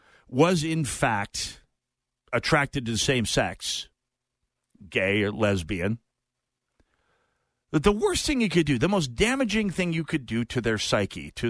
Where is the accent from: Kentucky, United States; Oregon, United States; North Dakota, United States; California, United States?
North Dakota, United States; Jamestown; North Dakota was my hometown of Jamestown